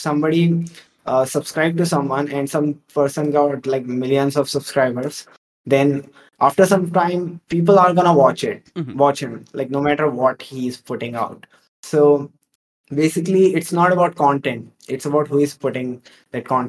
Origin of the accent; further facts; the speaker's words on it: India; I'm from India